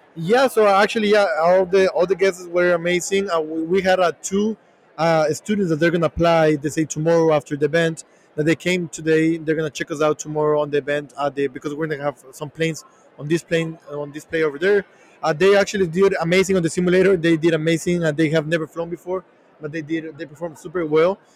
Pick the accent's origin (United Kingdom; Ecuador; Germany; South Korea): Ecuador; moved away as an adult; now in United States; we're from Ecuador